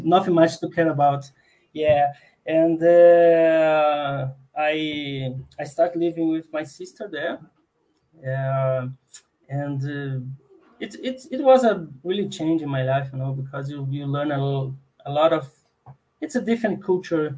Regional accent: Minas Gerais, Brazil; English is a second language; moved away as an adult; also born or lived in São João del-Rei; now in Brasília, Brazil; was born in Minas Gerais, so I, I did all my my study study phase there

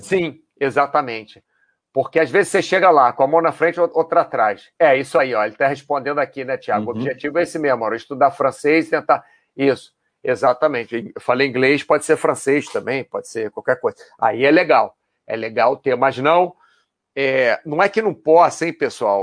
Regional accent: Brazil; moved away as an adult; also born or lived in Rio de Janeiro; now in Spain; sou brasileiro

